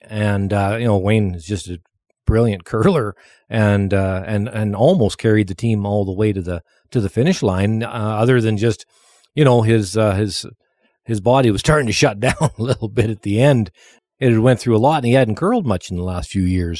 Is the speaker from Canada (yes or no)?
yes; Lougheed, Alberta, Canada; I was from Lawheed, Alberta.